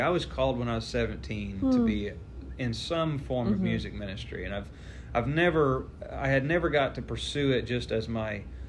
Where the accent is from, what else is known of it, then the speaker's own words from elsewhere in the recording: Southern Illinois, United States; Yeah, well, I'm from Southern Illinois.